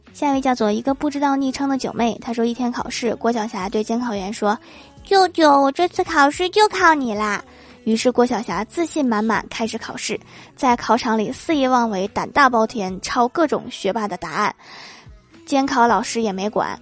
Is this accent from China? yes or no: yes; Northeast China, China; accent: Northeastern (Dongbei); 用我们东北话是这么说的